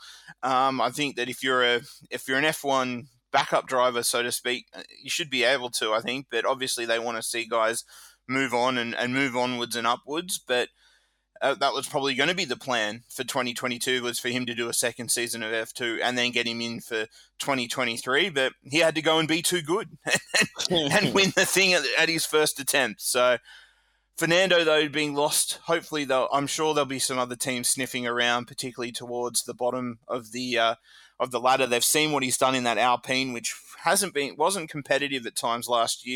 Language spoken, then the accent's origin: English; Australia; Being an Aussie